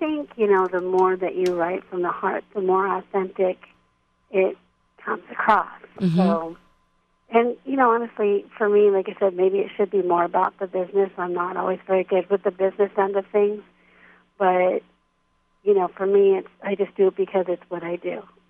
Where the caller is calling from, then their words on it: Pennsylvania, United States; I'm calling in from Central Pennsylvania. Haven, Pennsylvania, to be exact.